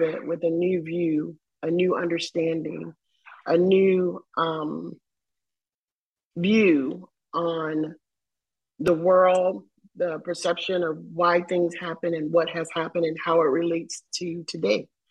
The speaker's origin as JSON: {"language": "English", "region": "the South", "country": "United States", "tie": "born or raised there", "said": "I grew up in the South."}